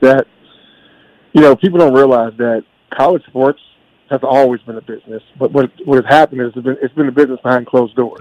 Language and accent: English; Kentucky, United States; I'm from Kentucky